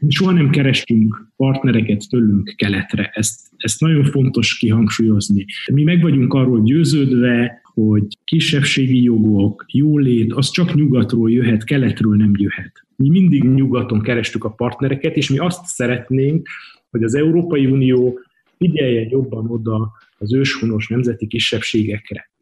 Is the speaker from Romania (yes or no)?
yes; Transylvania, Romania; nem akarunk elmenni Erdélyből, nem akarunk elmenni a szülőföldünkről, mi nem gazdasági bevándorlók vagyunk, mi itt születtünk